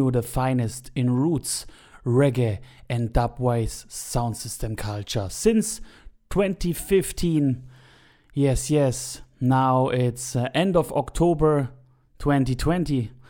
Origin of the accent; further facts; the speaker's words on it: Stuttgart, Baden-Württemberg, Germany; Stuttgart in my hometown